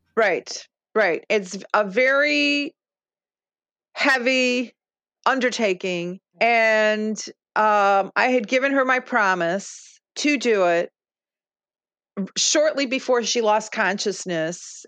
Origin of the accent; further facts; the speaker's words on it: Chicago, Illinois, United States; first language Lithuanian; English is a second language; I grew up in Marquette Park, Chicago, which uh, at the time was known as Little Lithuania.